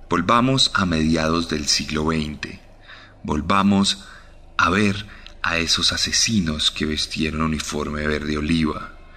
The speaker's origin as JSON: {"language": "Spanish", "country": "Colombia"}